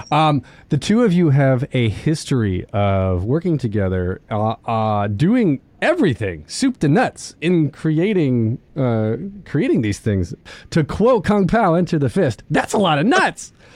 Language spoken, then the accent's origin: English; New York City, New York, United States; as new yorkers you know we know i'm getting i'm getting my accent already